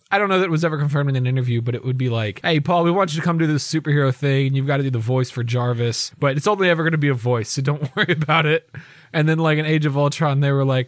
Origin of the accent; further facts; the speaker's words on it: Virginia, United States; I'm from Virginia